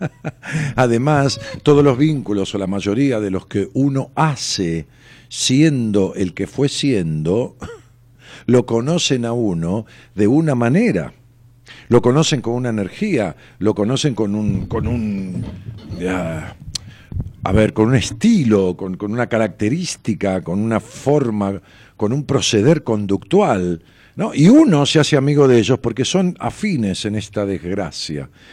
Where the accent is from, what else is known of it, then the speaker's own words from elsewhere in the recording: Ramos Mejía, Buenos Aires Province, Argentina; de los viejos barrios en donde uno de ellos era el mío, allá en mi pueblo, en Ramos Mejía